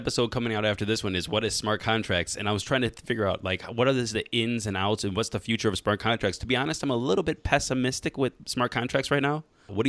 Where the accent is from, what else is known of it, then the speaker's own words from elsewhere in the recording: Cleveland, Ohio, United States; I was born in Cleveland.